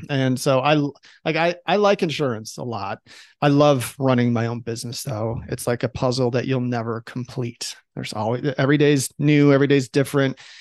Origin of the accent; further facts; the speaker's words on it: Chicago, Illinois, United States; now in Boise, United States; I live in Idaho. I hail from Chicago, Illinois, originally